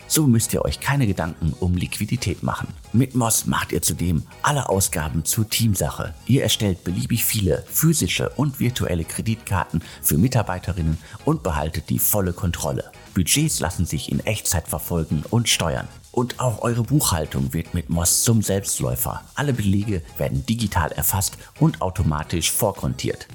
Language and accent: German; Germany; Jetzt sind wir Deutsche